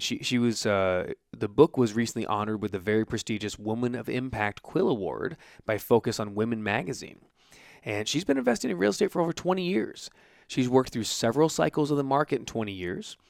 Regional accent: Santa Ana, California, United States; I was born in Santa Ana

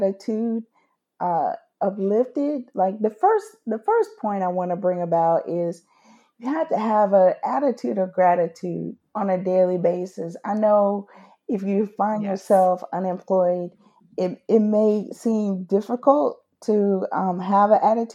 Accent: United States; being an American, living in the great old USA

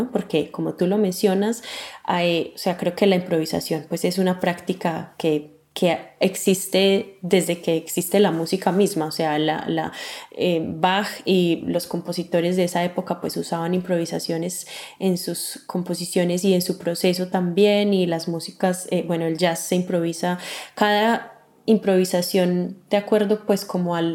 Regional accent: Manizales, Caldas, Colombia; moved away as an adult; also born or lived in Bogotá; now in Finland; Me voy un poco hacia atrás antes de contar cómo salí de Colombia. Primero, bueno, me mudé de Manizales a Bogotá porque quería continuar con mis estudios de arpa

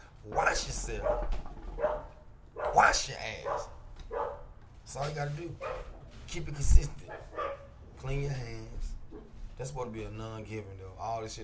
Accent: United States; I'm American, too. I was born in America.

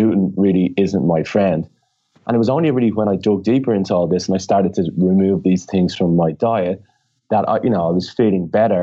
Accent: Ireland; I always mix up the THs because I'm Irish and we don't pronounce our THs

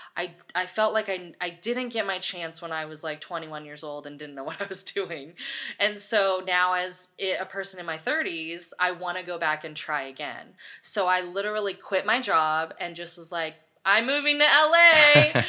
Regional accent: Los Osos, California, United States; moved away as an adult; also born or lived in Los Angeles; I grew up in Los Osos, California, with, like, ten thousand people

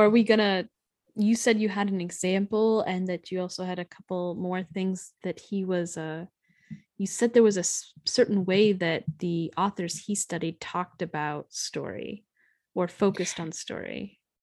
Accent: United States; as an American

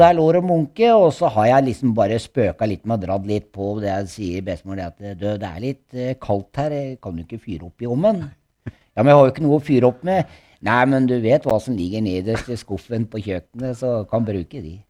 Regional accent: Norway; also born or lived in Gulset, Skien; Jeg vokste opp på bakken. Ja? Jeg har bodd på bakken, og der bodde jeg til jeg var eh, rundt elleve år

